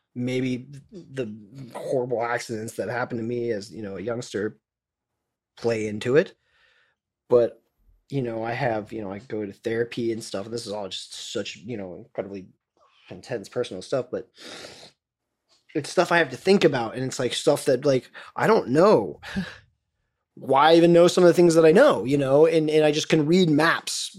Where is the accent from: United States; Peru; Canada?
United States; Florida; when I was growing up in the South